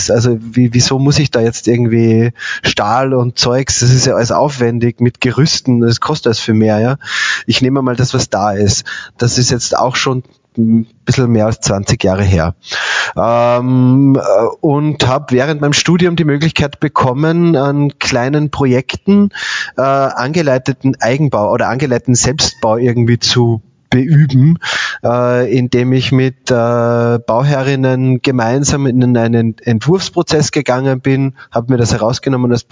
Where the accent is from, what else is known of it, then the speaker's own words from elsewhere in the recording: Bad Gastein, Salzburg, Austria; ich komme aber aus den Bergen, also aus Bad Gastein.